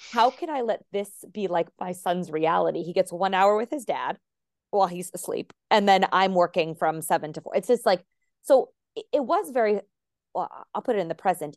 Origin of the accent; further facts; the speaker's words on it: Arizona, United States; first language English; moved away; also born or lived in Warwick, Rhode Island; we lived and grew up in Arizona